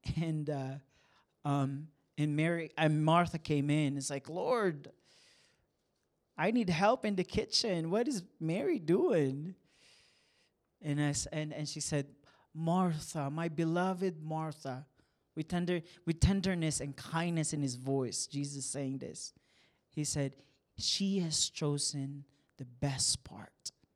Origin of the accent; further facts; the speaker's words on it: San Juan, Calabarzon, Philippines; now in Kansas City, United States; I was born and raised in the Philippines and, um, small town. It's called Saint John, San Juan, Batangas.